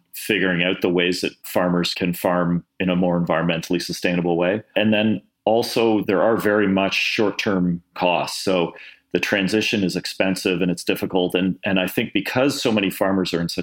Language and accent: English; Toronto, Ontario, Canada; I was born in Toronto. I grew up in suburban Toronto